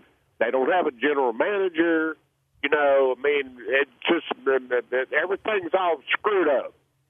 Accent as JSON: {"language": "English", "town": "Groves", "region": "Texas", "country": "United States", "said": "But I'm from Groves, Texas, and I'm close to Houston."}